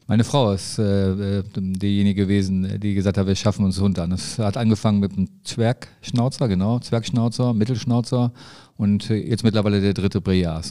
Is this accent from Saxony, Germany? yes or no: no; Neuss, North Rhine-Westphalia, Germany; ich bin in, in Neues groß geworden, wir sind zur Neuss zur Schule gegangen